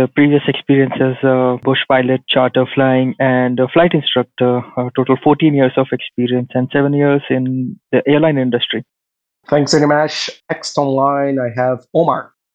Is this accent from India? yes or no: no; South Korea; English is a second language; moved away as an adult; also born or lived in Phoenix, Arizona, United States; I'm from Korea, uh, South Korea, but I got trained in Phoenix, Arizona, US